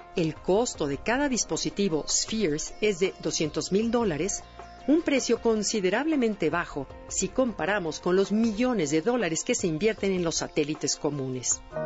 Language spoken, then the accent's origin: Spanish; Mexico; somos los mexicanos